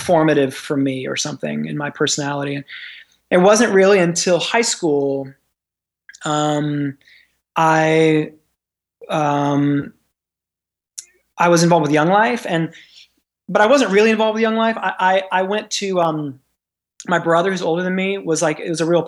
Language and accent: English; Memphis, Tennessee, United States; I grew up in Memphis, Tennessee, and so in the South